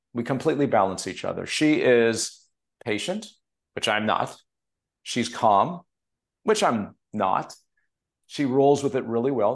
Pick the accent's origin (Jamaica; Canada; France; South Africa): Canada; Montreal, Quebec; now in Los Angeles, United States; the guys I grew up with in Montreal.